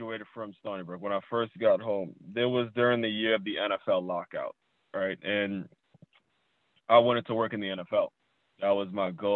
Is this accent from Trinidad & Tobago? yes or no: yes; Trinidad & Tobago; now in South Florida, United States; I'm from Trinidad. My family's from Trinidad.